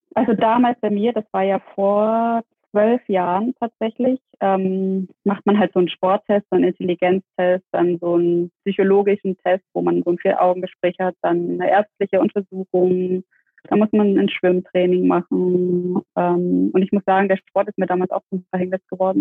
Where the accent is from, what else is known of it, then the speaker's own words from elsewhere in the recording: Dresden, Saxony, Germany; now in Stuttgart, Germany; ich bin ähm, in Dresden geboren, lebe in Stuttgart